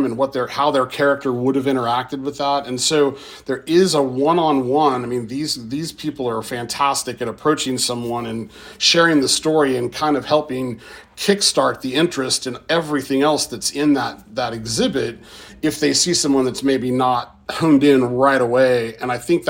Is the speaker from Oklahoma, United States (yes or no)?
yes; Tulsa, Oklahoma, United States; I was born and raised in Tulsa, lived there most of my life